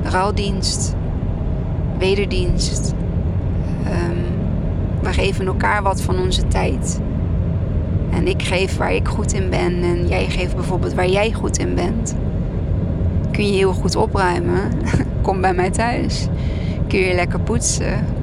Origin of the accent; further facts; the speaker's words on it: Arnhem, Gelderland, Netherlands; Ik kom uit Arnhem